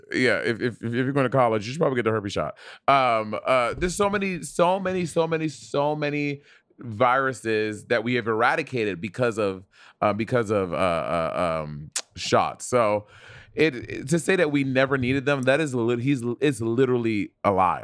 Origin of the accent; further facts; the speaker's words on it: New York City, New York, United States; moved away as an adult; also born or lived in Portland; now in Los Angeles, United States; I'm born and raised in New York City